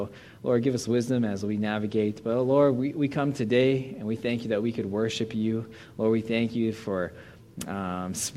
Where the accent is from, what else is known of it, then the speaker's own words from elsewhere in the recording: Arnold, Pennsylvania, United States; moved away as an adult; also born or lived in Portland, Oregon / Saskatchewan; now in British Columbia, Canada; I'm a boy from Pittsburgh, not even from Pittsburgh, a small town called Arnold, Pennsylvania. And so I grew up in the ghetto